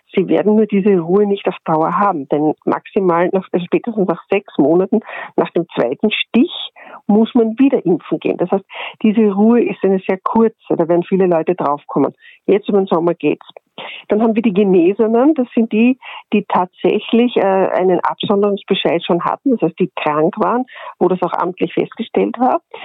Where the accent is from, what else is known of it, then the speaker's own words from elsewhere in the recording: Austria; bei uns in Österreich